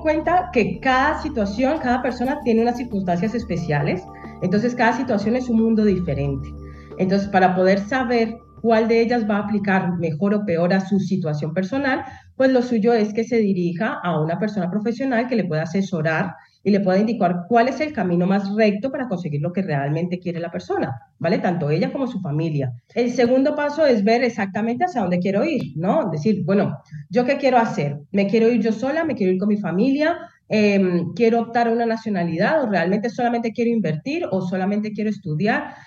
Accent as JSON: {"language": "Spanish", "country": "Colombia", "moved": "as an adult", "lives_now": "Spain", "said": "yo soy colombiana de origen, ¿no? Entonces, cuando a mí me tocó, yo, yo me vine por estudios, a hacer mis estudios de posgrado"}